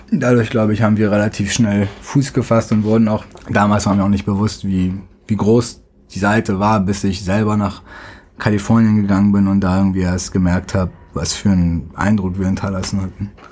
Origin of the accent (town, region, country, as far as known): Hamburg, Germany; born or raised there; moved away as an adult; also born or lived in Tehran, Iran; now in United States